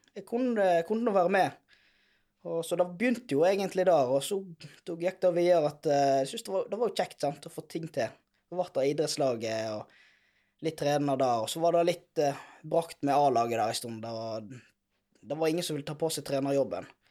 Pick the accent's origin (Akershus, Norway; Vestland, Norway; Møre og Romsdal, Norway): Vestland, Norway; Hyllestad; jeg er oppvokst i Lifjorden.